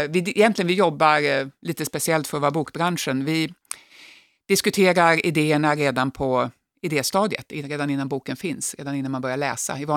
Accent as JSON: {"language": "Swedish", "town": "Jakobsberg", "region": "Stockholm County", "country": "Sweden", "tie": "born or raised there", "also_born_or_lived": "Skåne / Norrbotten", "said": "Jag är uppvuxen delvis i Stockholm, så jag, men jag är född i Skåne och har bott uppe i Norrbotten."}